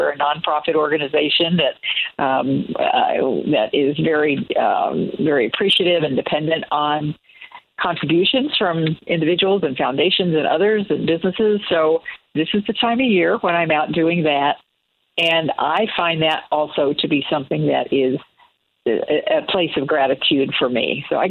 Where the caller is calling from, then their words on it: New York City, New York, United States; I'm calling in from New York today, from New York City, from the middle of Manhattan.